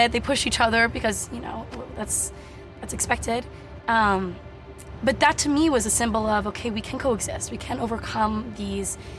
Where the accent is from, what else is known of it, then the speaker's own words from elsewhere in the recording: United States; We're coming from the United States as Americans